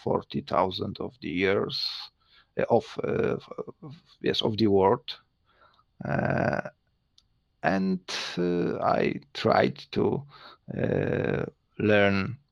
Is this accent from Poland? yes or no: yes; Poland; first language Polish; English is a second language; I'm from Poland